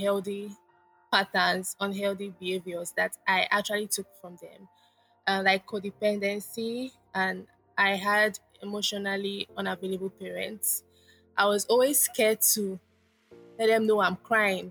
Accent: Lagos, Nigeria; I was born in Lagos, Nigeria, and I live with my parents, still live with my parents in Lagos, Nigeria

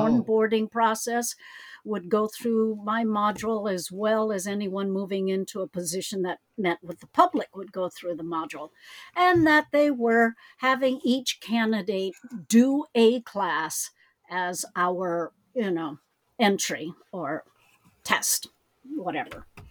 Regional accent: United States; I am Chinese American

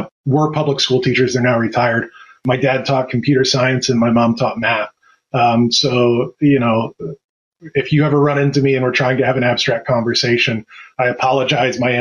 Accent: St. Petersburg, Florida, United States; moved away as an adult; also born or lived in Tampa, Florida / Louisiana; now in Ohio, United States; I was born in St. Petersburg, Florida, cool town right near the beach, near the water

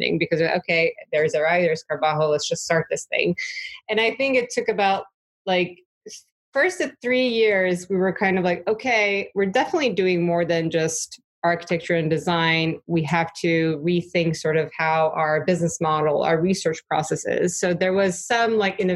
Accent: Turkey; moved away as an adult; also born or lived in New York; I grew up in Turkey

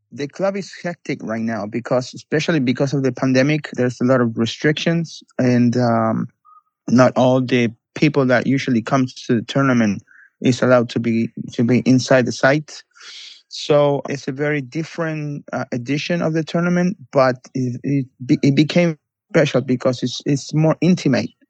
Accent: Buenos Aires, Argentina; moved away as an adult; also born or lived in New York; now in Barcelona, Spain; I'm from Buenos Aires, Argentina. I worked in Buenos Aires for nine years, and then I moved to New York.

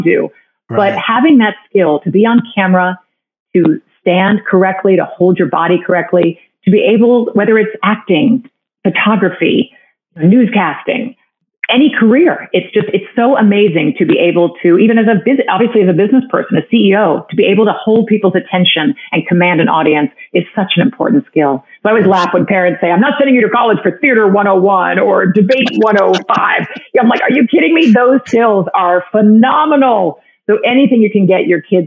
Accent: Greenwich, Connecticut, United States; also born or lived in New York City; now in South Florida, United States; I grew up in Greenwich, Connecticut

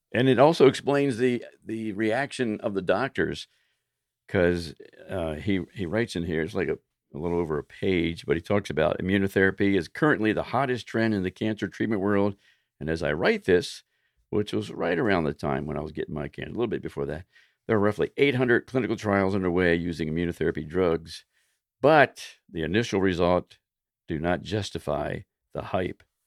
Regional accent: Baltimore, Maryland, United States; moved away as an adult; also born or lived in Florida; I moved from Baltimore, grew up in Baltimore, moved to Florida

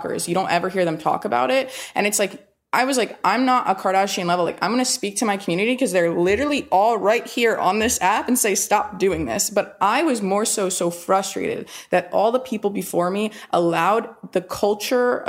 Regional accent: North Carolina, United States; not a ton of my friends growing up in North Carolina in high school were in therapy

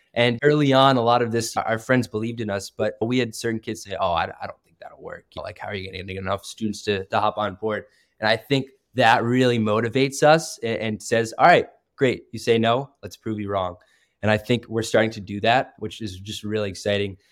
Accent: Vermont, United States; moved away as an adult; now in Notre Dame, United States; I grew up in Vermont, actually, which is kind of a rural state

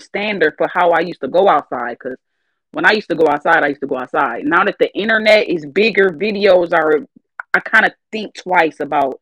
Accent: Flint, Michigan, United States; I'm from Flint, Michigan. It's already rough here

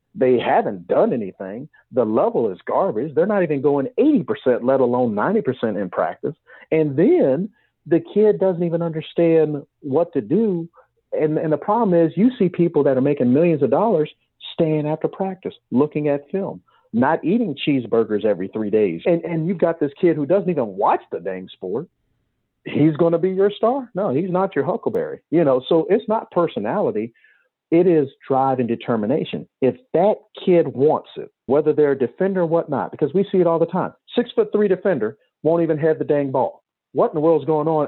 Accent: Cleveland, Ohio, United States; I'm from Cleveland

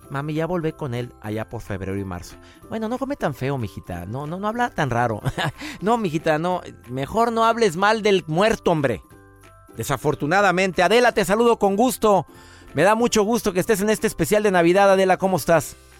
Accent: Colombia; now in San José, United States; Soy de Colombia

